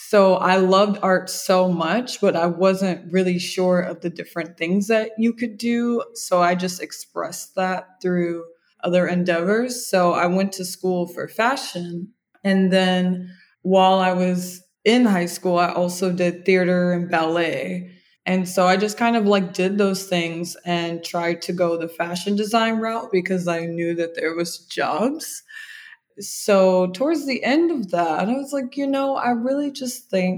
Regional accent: Indianapolis, Indiana, United States; also born or lived in Chicago, Illinois; I was raised in Indianapolis, Indiana. I was born in Chicago

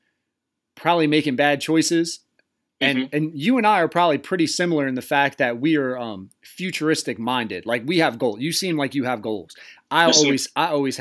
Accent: Tall Pines trailer park, near Cool Springs and Belltown, Delaware, United States; I grew up in a trailer park right across from Cool Springs. It butted up to Belltown. It was Tall Pines

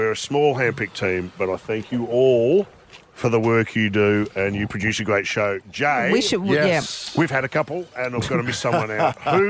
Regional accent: Canberra, Australian Capital Territory, Australia; I'm from Canberra and I grew up there

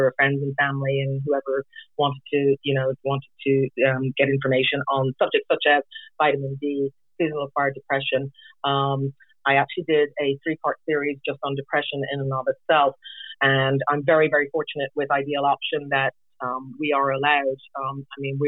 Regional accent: Ireland; also born or lived in England / Florida; now in Juneau, United States; I was actually born and raised in Ireland, and I lived in England as well for a period of 4 years.

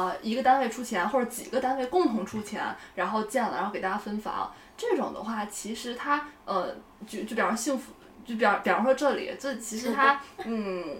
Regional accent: Yantai, Shandong, China; now in Beijing, China; 我是烟台人。

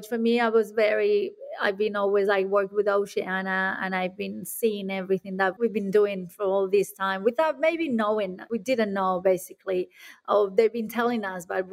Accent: Spain; now in Australia; I'm coming from Spain

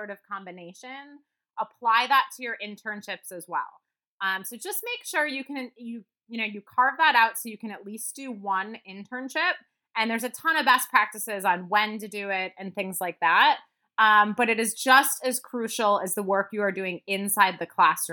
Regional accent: Midwest, United States; moved away; also born or lived in Wisconsin; I'm from the Midwest originally

